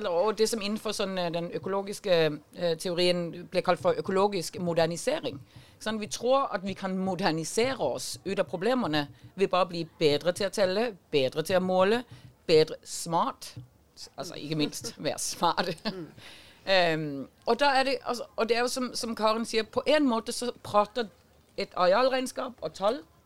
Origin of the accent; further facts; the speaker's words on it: Denmark; accent: Danish; now in Norway; Jeg er dansk, som du hører